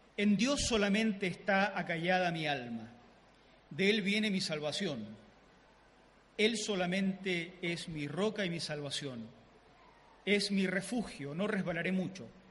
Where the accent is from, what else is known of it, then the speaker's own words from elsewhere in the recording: southern Chile, Chile; yo soy el chileno típico